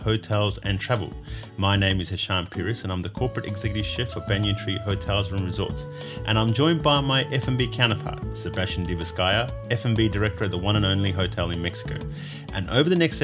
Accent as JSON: {"language": "English", "town": "Melbourne", "region": "Victoria", "country": "Australia", "tie": "born or raised there", "moved": "yes", "said": "When I was growing up, Australia, actually, I must say in Melbourne, where I was from, it was very cosmopolitan and very multicultural."}